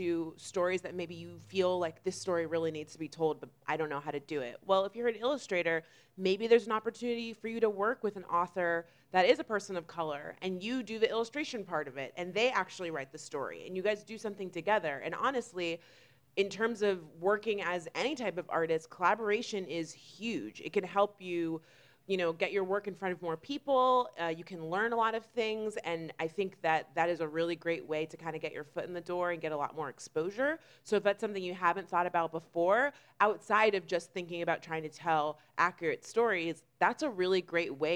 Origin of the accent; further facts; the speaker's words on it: Florida, United States; we are actually both from Florida